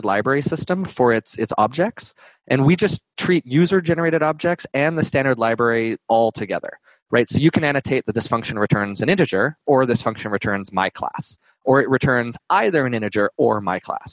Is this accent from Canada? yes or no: yes; Canada; moved away; I'm Canadian originally, so my French accent can drive a little bit more in there.